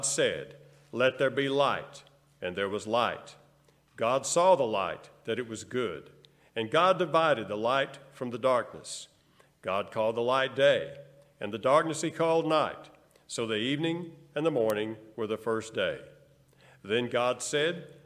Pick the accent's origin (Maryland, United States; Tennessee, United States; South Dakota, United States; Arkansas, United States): Arkansas, United States; El Dorado; we grew up there in El Dorado to my elementary school years, El Dorado, Arkansas